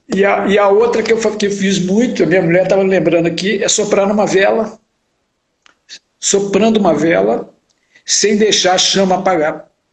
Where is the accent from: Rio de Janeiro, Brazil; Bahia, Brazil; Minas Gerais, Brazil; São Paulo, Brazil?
Minas Gerais, Brazil; Belo Horizonte; minha infância e adolescência em Belo Horizonte